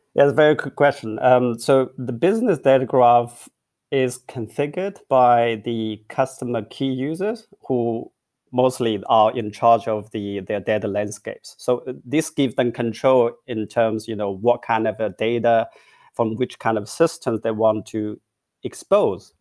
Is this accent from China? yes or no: yes; China; moved away as an adult; also born or lived in Beijing / Hong Kong; now in Berlin, Germany; I grew up in China. I went to university in, in Peking and Hong Kong